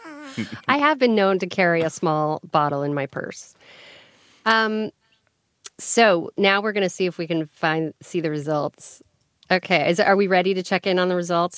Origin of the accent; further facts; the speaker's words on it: Colorado, United States; I grew up in Colorado.